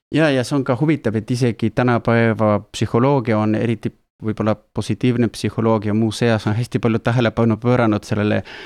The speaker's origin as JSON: {"language": "Estonian", "country": "Argentina", "moved": "yes", "said": "mina olen pärit Argentiinast"}